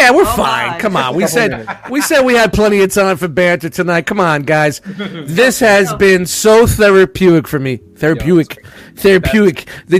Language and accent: English; New York City, New York, United States; I'm from Brooklyn and I had limited schooling, all right?